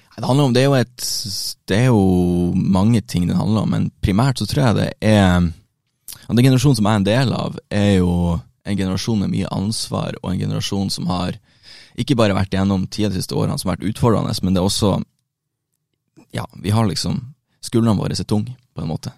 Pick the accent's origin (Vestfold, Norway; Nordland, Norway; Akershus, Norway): Nordland, Norway; Bodø; moved away as an adult; now in Oslo, Norway; hjemme i Bodø.